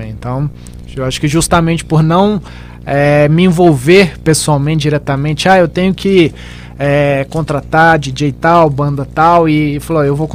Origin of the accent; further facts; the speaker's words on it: Minas Gerais, Brazil; also born or lived in Belo Horizonte; now in Brasília, Brazil; sou mineiro